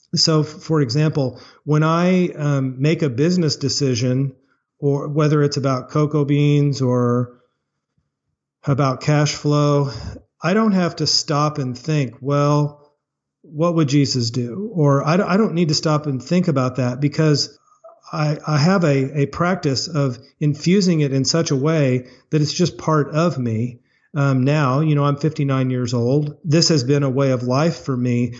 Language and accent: English; Springfield, Missouri, United States; Springfield, Missouri, which is my hometown